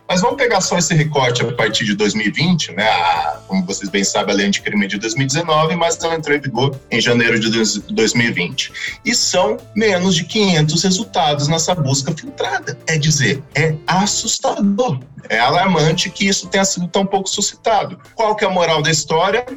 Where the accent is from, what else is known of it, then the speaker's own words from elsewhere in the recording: Vale do Paraíba, São Paulo, Brazil; Eu sou da região do Vale do Paraíba